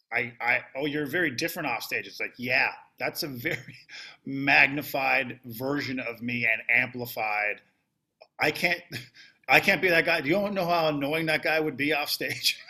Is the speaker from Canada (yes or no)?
yes; Canada; now in United States; I am Canadian